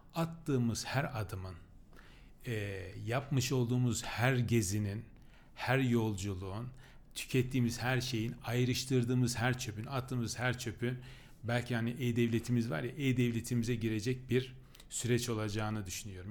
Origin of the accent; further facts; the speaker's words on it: Çamlıhemşin, Rize Province, Turkey; now in Ankara, Turkey; ben Rize Çamlı hemşinliyim